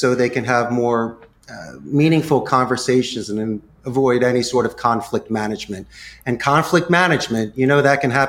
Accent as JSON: {"language": "English", "town": "Philadelphia", "region": "Pennsylvania", "country": "United States", "also_born_or_lived": "Tucson, Arizona", "moved": "as an adult", "lives_now": "Costa Rica", "said": "Well, I'm originally from Northeast Philadelphia, and that's where I share some of my business stories. But I currently live in Costa Rica, and I'm the owner of Costa Rica's call center. So for the past 21 years, I've been living in a Central American paradise."}